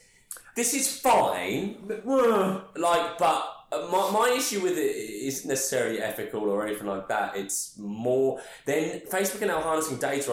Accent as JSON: {"language": "English", "area": "Essex", "region": "East of England", "country": "United Kingdom", "said": "I'm from Essex"}